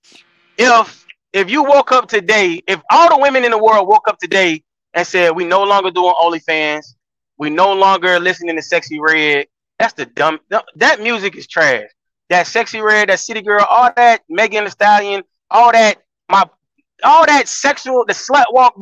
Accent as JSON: {"language": "English", "region": "Florida", "country": "United States", "said": "I'm from Florida"}